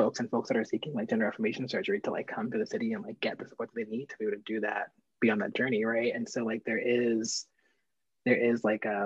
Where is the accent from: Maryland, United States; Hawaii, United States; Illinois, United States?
Maryland, United States; Baltimore; I grew up here, I'm still here